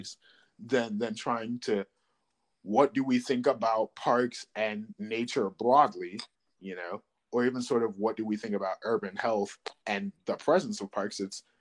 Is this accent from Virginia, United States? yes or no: yes; Chesapeake, Virginia, United States; I'm from Chesapeake